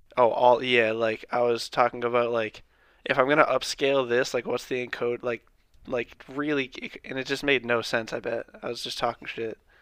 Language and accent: English; thirty miles north of Boston, Massachusetts, United States; My hometown's, like, thirty miles north